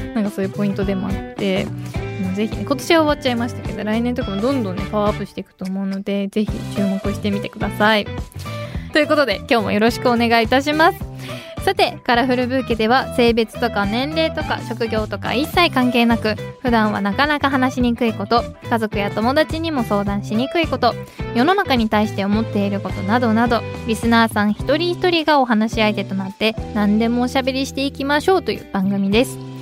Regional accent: Nagaoka, Niigata, Japan; 私の地元新潟の長岡

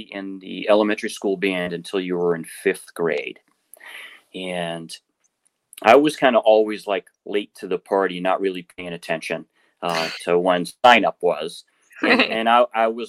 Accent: Quincy, Massachusetts, United States; I grew up in Quincy, Massachusetts, and the house I grew up in wasn't too far from the main road through Quincy called Hancock Street

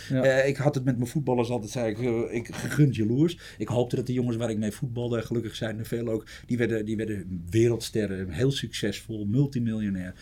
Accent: Amsterdam, North Holland, Netherlands; ik kom uit Amsterdam

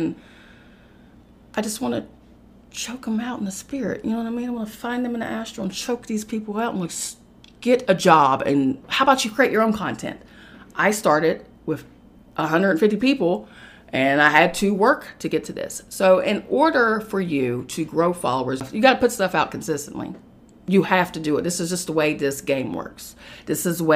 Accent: West Virginia, United States; moved away as an adult; now in New York City, United States; I had to get out of the comfort of my home state of West Virginia. And I had to move to an uncomfortable situation in New York City

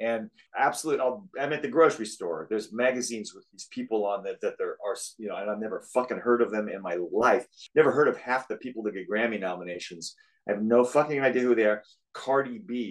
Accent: Southern Oregon, United States; moved away; also born or lived in Portland, Oregon / New York City; I'm from Oregon. I was born in Portland, Oregon, and we moved to Southern Oregon when I was 3 or 4

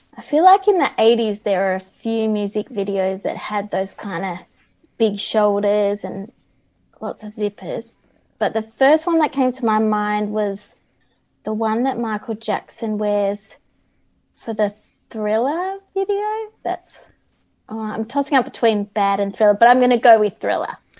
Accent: Melbourne, Victoria, Australia; I'm from Melbourne, Victoria, in Australia

